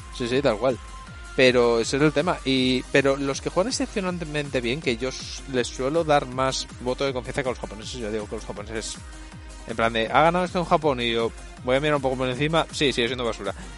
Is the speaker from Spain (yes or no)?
yes; Spain; yo soy español, ahora me vuelvo mi puto país